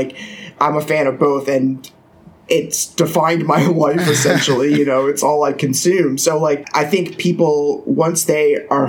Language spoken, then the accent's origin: English; Philadelphia, Pennsylvania, United States; moved away; I grew up right outside of Philadelphia in the suburbs.